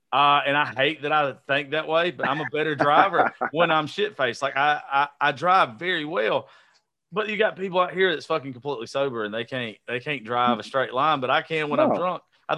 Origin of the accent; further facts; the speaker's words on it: Georgia, United States; I'm from Georgia, bro.